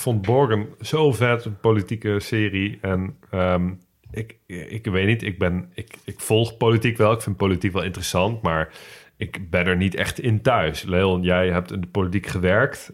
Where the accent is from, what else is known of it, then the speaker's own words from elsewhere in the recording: Netherlands; ik ben een Nederlander